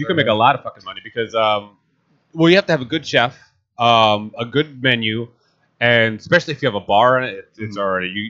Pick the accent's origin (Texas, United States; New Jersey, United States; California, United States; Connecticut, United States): New Jersey, United States; moved away; Like I'm from Jersey